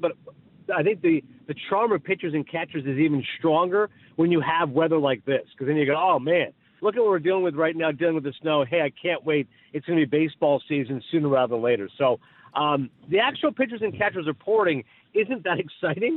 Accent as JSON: {"language": "English", "town": "Kingston", "region": "Ontario", "country": "Canada", "tie": "born or raised there", "moved": "yes", "lives_now": "United States", "said": "growing up in Kingston, Ontario"}